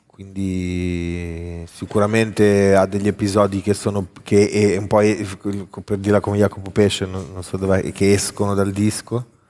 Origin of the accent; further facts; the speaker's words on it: Milan, Lombardy, Italy; sono di Milano